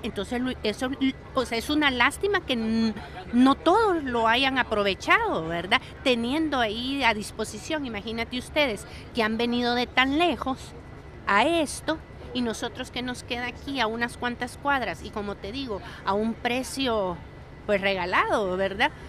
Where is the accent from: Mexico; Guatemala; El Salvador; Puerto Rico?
El Salvador; soy salvadoreña.